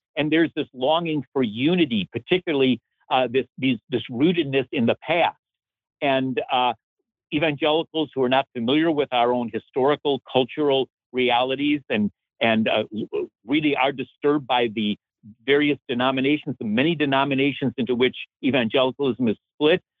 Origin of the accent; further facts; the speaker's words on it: Chicago, Illinois, United States; moved away; I'm born and raised in Chicago